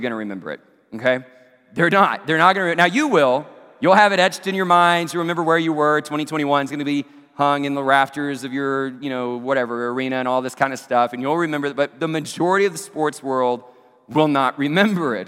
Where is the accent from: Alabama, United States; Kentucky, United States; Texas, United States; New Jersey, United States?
Texas, United States; Abilene; my hometown Abilene Christian University